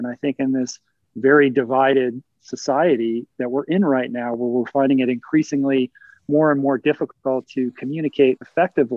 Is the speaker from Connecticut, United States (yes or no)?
no; Washington, District of Columbia, United States; I grew up in Washington, D.C. I grew up surrounded by politics and politicians